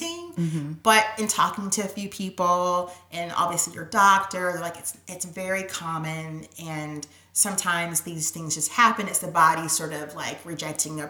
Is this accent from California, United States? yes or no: no; Georgia, United States; moved away as an adult; now in New York, United States; I'm originally from Georgia